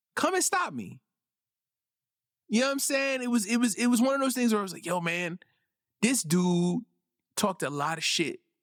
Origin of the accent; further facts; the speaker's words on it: New York City, New York, United States; I grew up in Brooklyn, New York.